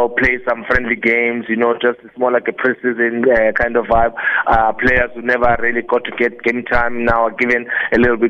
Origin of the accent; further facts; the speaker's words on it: Cape Town, Western Cape, South Africa; I'm a South African. I'm a proud Cape Townian. I'm a child from Googs